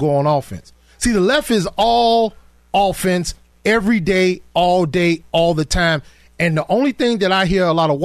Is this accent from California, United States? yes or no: no; Chicago, Illinois, United States; me and you, we grew up in the inner city